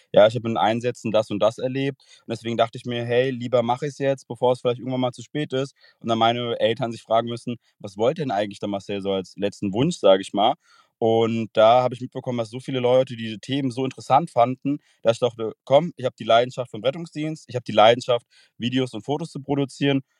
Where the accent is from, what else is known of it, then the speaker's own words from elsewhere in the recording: Frankfurt, Hesse, Germany; Ich komme aus dem Raum Frankfurt